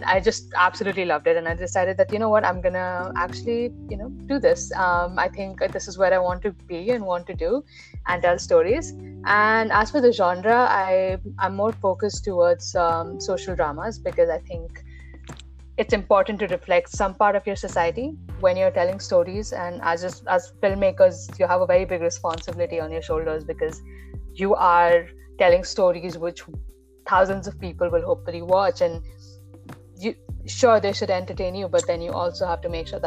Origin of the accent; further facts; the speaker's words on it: Dubai, United Arab Emirates; I grew up in Dubai